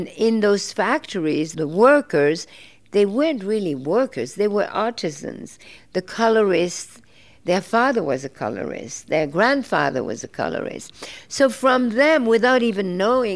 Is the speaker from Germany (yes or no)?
no; Belgium; I grew up in Belgium